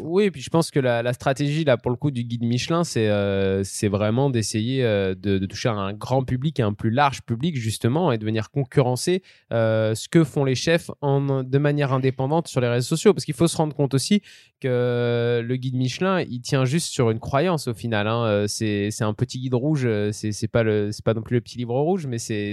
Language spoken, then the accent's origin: French; Lyon, Auvergne-Rhône-Alpes, France; nous, en tant que Lyonnais